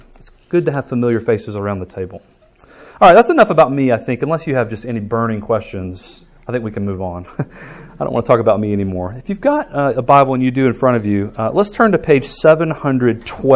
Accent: Alabaster, Alabama, United States; I was born in Alabaster, did not grow up in the church

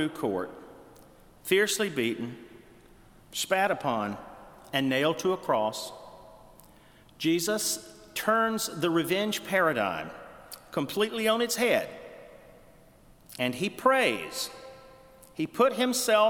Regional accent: Lower Alabama, United States; my hometown in Lower Alabama

